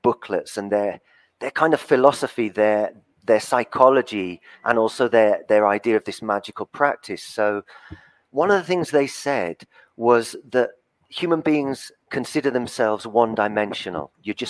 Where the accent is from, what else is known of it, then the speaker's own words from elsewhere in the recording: England, United Kingdom; Well, I was born on the South Coast, but I got a Southern father and a Northern mother. So I lived in the North and in the South.